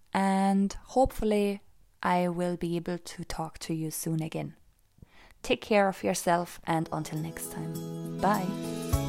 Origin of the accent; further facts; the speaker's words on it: Austria; now in Cork, Ireland; I live in Cork, the south of Ireland, and I was born and raised in Austria, so I also speak German